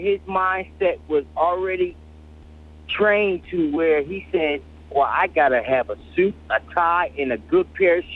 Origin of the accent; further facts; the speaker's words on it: Philadelphia, Pennsylvania, United States; now in Virginia Beach, United States; I'm from Philly originally